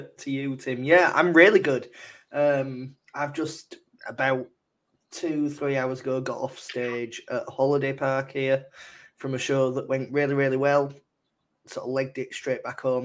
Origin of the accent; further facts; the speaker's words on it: Leeds, Yorkshire and the Humber, United Kingdom; I'm from Leeds.